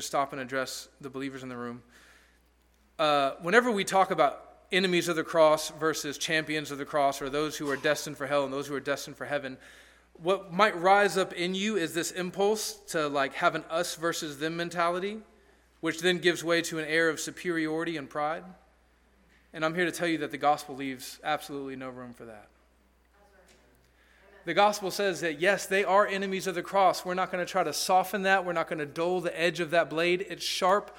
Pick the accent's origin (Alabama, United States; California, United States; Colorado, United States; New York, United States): Alabama, United States; also born or lived in Peru; I was from Alabama